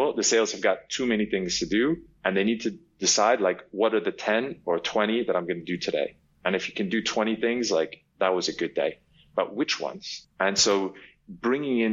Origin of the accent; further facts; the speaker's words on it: New York, United States; I'm originally from New York. I was born and raised there, and I grew up on Broadway